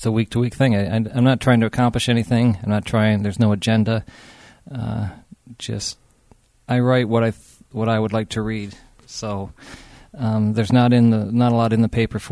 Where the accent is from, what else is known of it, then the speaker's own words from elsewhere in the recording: Muskegon, Michigan, United States; now in Grand Haven, United States; I was raised in Muskegon and still consider myself a Muskegonite, even though I live in Grand Haven